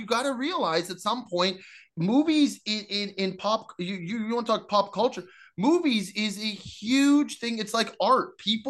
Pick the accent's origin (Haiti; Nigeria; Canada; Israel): Canada; Burnaby, British Columbia; He's Burnaby. Yeah, he's from my hometown.